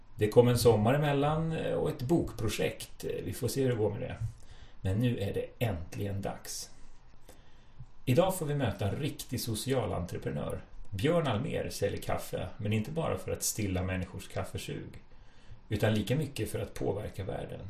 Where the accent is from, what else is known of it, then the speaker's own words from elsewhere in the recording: Stockholm, Stockholm County, Sweden; Jag, jag är från Stockholm